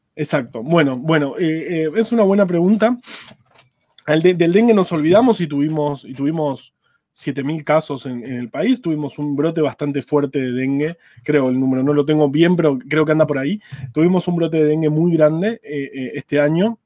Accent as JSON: {"language": "Spanish", "region": "Buenos Aires", "country": "Argentina", "said": "yo por ejemplo soy de Ciudad de Buenos Aires"}